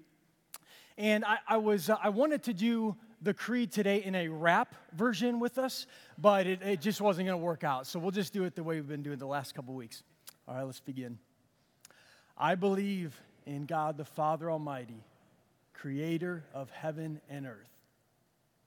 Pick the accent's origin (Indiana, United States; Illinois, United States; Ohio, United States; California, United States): Illinois, United States; I'm from Illinois.